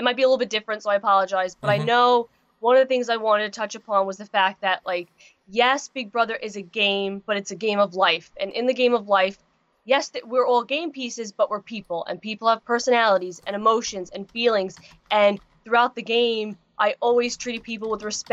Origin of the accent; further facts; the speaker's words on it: Long Island, New York, United States; I come from New York